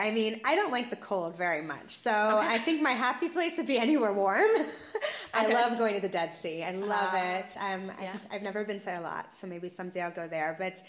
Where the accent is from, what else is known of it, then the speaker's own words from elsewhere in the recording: Florida, United States; moved away as an adult; also born or lived in Ramat Beit Shemesh; now in Rehovot, Israel; I'm from Florida.